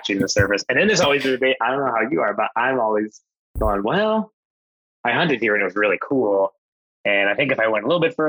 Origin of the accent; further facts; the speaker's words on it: Alberta, Canada; now in British Columbia, Canada; I grew up hunting on the acreage that we grew up in Alberta for whitetails and stuff like that.